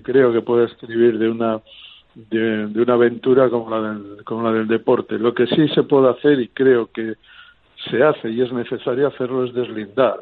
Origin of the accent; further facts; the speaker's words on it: Barakaldo, Basque Country, Spain; mi pueblo Baracaldo